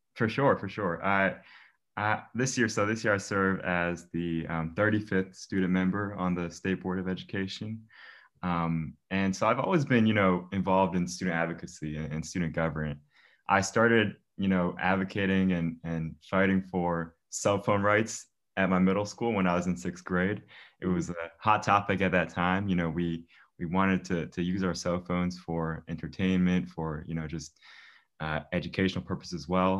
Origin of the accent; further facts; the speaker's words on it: Germantown, Maryland, United States; I'm from Germantown, Maryland, born and raised here my whole life.